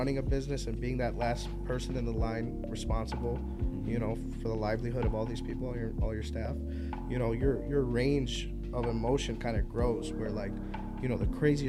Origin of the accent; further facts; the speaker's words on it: Chicago, Illinois, United States; I'm from Chicago.